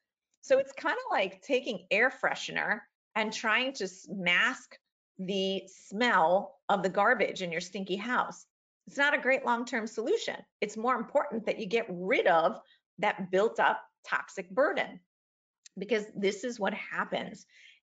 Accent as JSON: {"language": "English", "town": "Queens", "region": "New York", "country": "United States", "tie": "born there", "said": "oh yeah, I remember I was born in Queens, New York"}